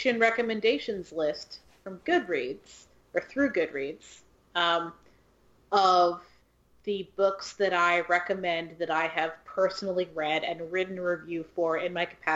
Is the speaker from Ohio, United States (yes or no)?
yes; Ohio, United States; now in Louisiana, United States; I'm from Ohio